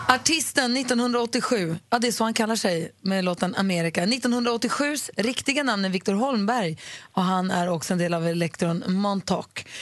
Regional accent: Lund, Skåne, Sweden; Född och uppvuxen i Lund.

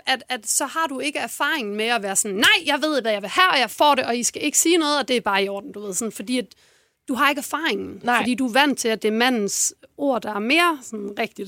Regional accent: Odense, Southern Denmark, Denmark; Jeg er fra Fyn. Fra en, en forstad til Odense

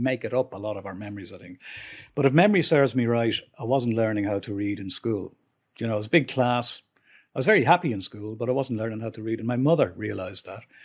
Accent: Dublin, Leinster, Ireland; I grew up on Kilbarrick Road

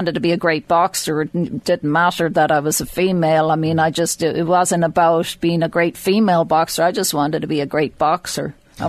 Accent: Mornington, Leinster, Ireland; I'm from Mornington, just outside Drogheda.

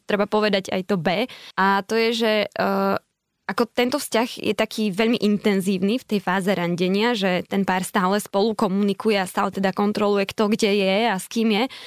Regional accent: eastern Slovakia, Slovakia; moved away as an adult; also born or lived in Seoul, South Korea; Tak ja som z východu, tak povedzme, že Spíska Nová Ves alebo dobre, Poprad

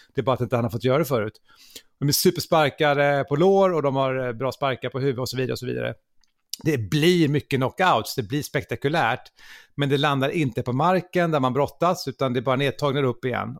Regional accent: Gothenburg, Västra Götaland, Sweden; jag är från Göteborg

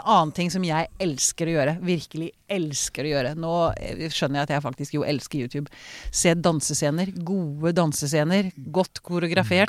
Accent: Sweden; now in Norway; jeg vokste jo opp i Sverige

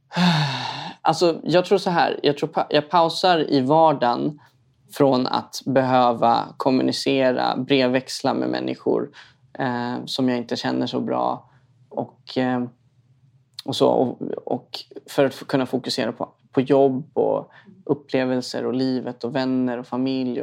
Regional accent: Stockholm, Stockholm County, Sweden; uppvuxen i en förort i Stockholm.

